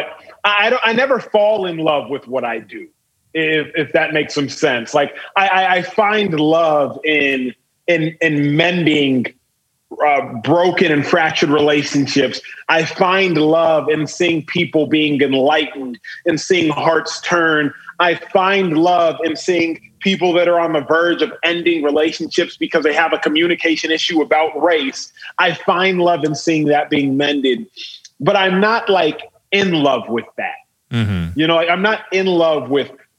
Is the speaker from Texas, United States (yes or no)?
yes; Dallas, Texas, United States; I was born and raised in Dallas, Texas. And Dallas proper, not to be confused with the suburb